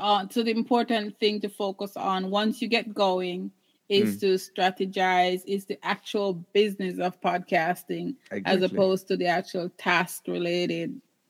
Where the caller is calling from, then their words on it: British Columbia, Canada; I'm in British Columbia, Canada, talking to you.